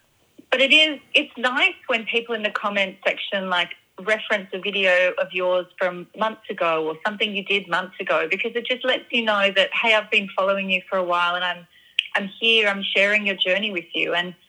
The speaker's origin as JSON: {"language": "English", "country": "Australia", "said": "They knew that I was from Australia."}